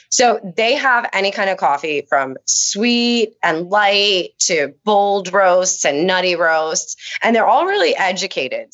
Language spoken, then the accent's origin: English; Honesdale, Pennsylvania, United States; I grew up in Honesdale